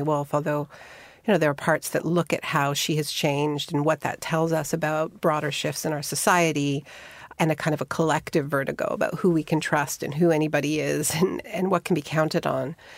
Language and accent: English; Montreal, Quebec, Canada; I had a best friend when I was growing up in Montreal named Mara